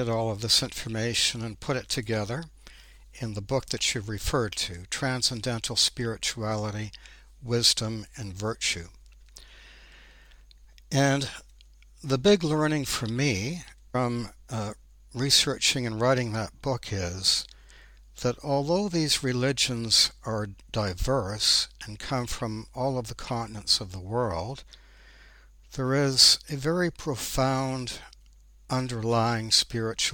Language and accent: English; Ontario, Canada; moved away as an adult; I was born in Ontario, Canada, and I spent my first 30 years there